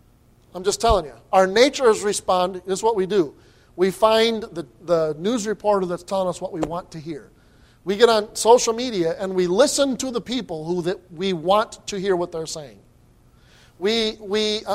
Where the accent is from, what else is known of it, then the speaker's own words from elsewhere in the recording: United States; As an American citizen